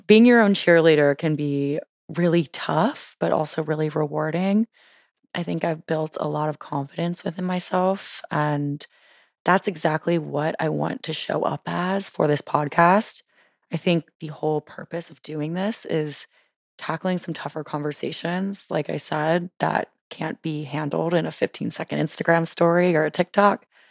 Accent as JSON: {"language": "English", "region": "Louisiana", "country": "United States", "tie": "born or raised there", "moved": "as an adult", "lives_now": "Washington, DC, United States", "said": "I'm originally from Louisiana, lived in Louisiana my whole life, and then moved to D C on a whim"}